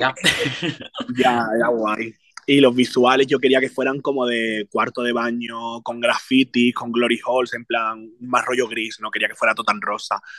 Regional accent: Jerez de la Frontera, Andalusia, Spain; por mis raíces y porque vengo de Jerez

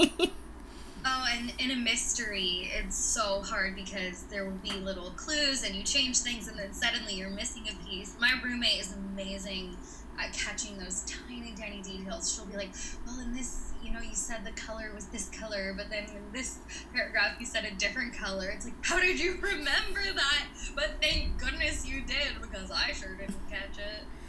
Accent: Kentucky, United States; moved away as an adult; also born or lived in Nashville, Tennessee; I'm, I'm from Kentucky originally.

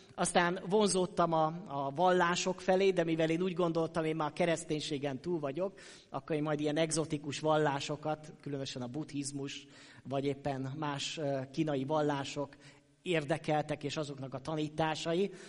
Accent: Sopron, Győr-Moson-Sopron, Hungary; moved away; also born or lived in Szokolya; én soproni származású vagyok, és ott nőttem föl

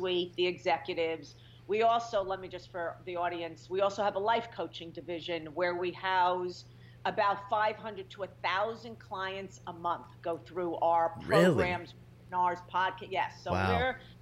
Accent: New York, United States; moved away as an adult; also born or lived in California; I'm a New Yorker.

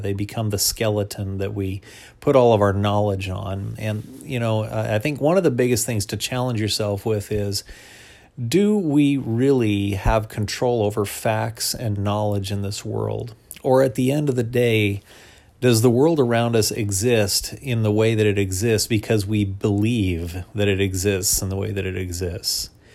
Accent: United States; as an American Christian

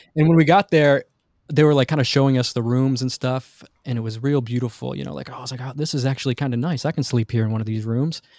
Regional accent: Detroit, Michigan, United States; I grew up in Detroit, in Michigan

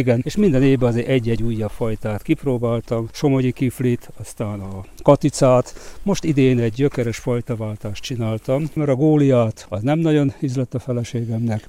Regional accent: Szabolcs-Szatmár-Bereg, Hungary; Szabolcsi gyerek

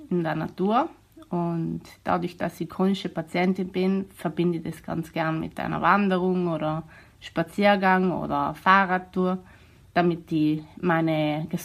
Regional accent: Bolzano, Trentino-Alto Adige, Italy; Ich komme aus Bozen.

